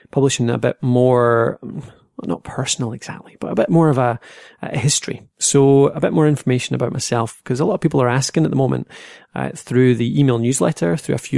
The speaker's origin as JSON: {"language": "English", "town": "Dumfries", "region": "Scotland", "country": "United Kingdom", "lives_now": "Dundee, United Kingdom", "said": "Uh, I'm from Scotland, so uh, originally Dumfries in Scotland, uh, so that's southwest of Scotland, down the bottom corner. Uh, these days, I'm in Dundee."}